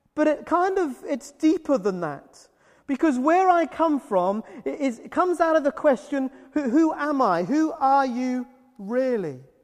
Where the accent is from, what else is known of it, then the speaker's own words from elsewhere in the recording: United Kingdom; I'm British